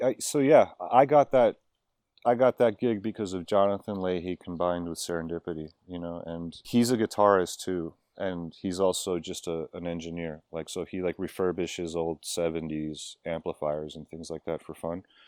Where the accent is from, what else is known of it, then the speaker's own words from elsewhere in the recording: Miami, Florida, United States; I grew up in Miami